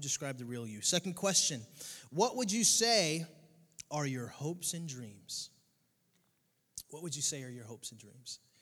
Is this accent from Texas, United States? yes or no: no; Connecticut, United States; now in Southwest Florida, United States; I grew up in Connecticut.